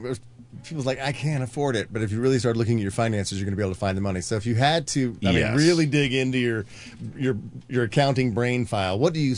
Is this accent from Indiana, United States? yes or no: yes; Indiana, United States; now in Los Angeles, United States; I grew up in Indiana.